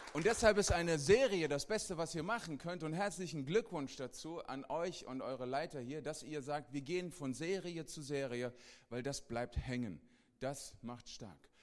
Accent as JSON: {"language": "German", "region": "Hesse", "country": "Germany", "said": "ich bin ein Hesse. Ist okay. Und ich bin zur Hälfte Mazedonier."}